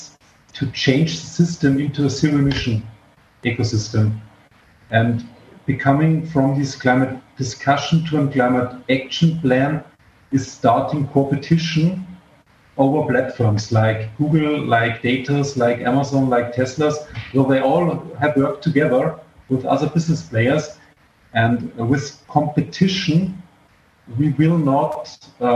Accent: South Germany, Germany; I was born in South Germany

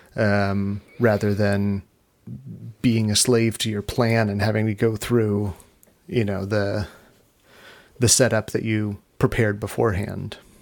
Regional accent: Long Beach, California, United States; I grew up in Long Beach in California, which is about an hour from Hollywood.

